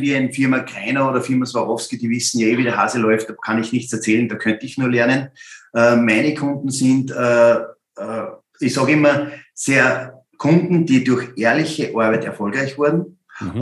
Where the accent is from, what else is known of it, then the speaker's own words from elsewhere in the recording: Upper Austria, Austria; als Oberösterreicher